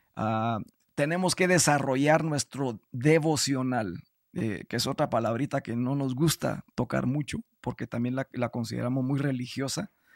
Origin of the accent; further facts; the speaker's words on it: Guatemala; yo soy guatemalteco